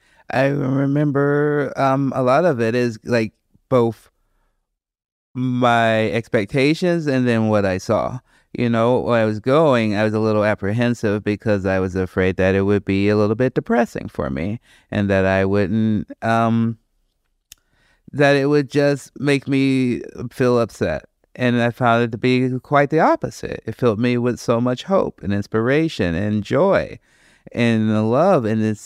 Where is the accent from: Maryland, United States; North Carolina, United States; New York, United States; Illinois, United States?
Illinois, United States; Chicago; growing up in the South Side of Chicago, our education, access to free museums, those were the things that saved my life